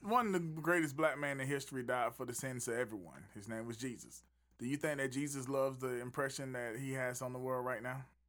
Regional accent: Southeast, United States; I'm from the South, Southeast

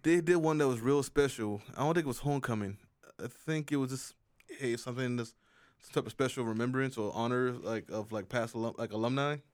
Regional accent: South Carolina, United States; South Carolina's a state, a school in my home state.

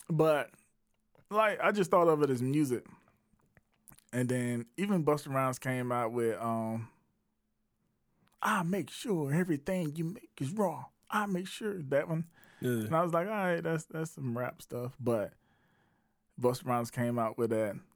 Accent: Batesburg-Leesville, South Carolina, United States; Yeah, that's where I'm from. I'm from I'm from Batesburg, Leesville. You heard that?

